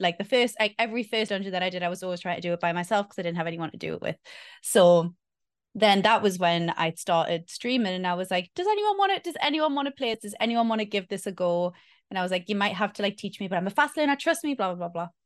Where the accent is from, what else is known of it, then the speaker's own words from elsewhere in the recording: Newcastle upon Tyne, North East England, United Kingdom; moved away as an adult; now in Victoria, Australia; I am originally from Newcastle, Northeast England. I currently live in Australia